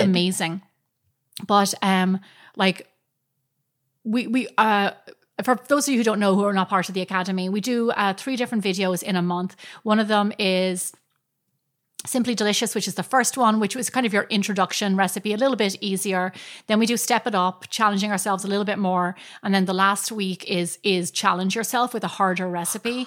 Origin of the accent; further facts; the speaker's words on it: Ireland; moved away; growing up in Ireland